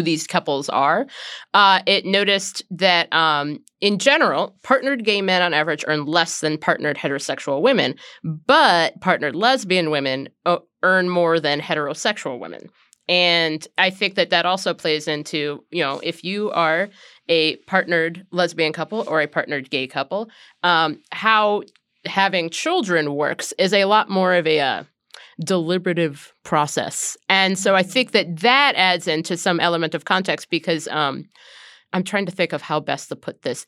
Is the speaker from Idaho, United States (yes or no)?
no; Ohio, United States; when I was a tiny child growing up in Ohio